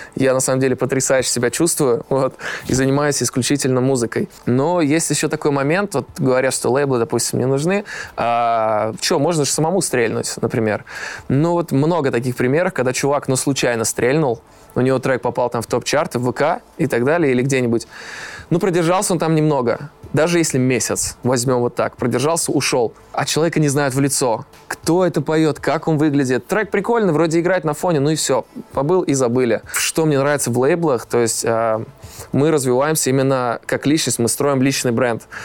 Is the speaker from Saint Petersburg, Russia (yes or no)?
no; Almetyevsk, Tatarstan, Russia; Сам я родом из Альметьевска